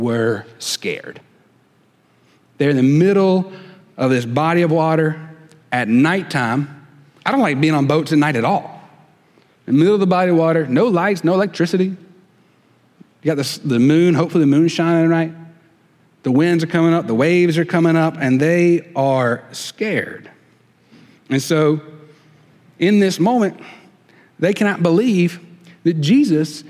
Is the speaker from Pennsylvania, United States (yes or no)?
no; the Wiregrass, Alabama, United States; now in Mobile Bay area, United States; I'm from the Wiregrass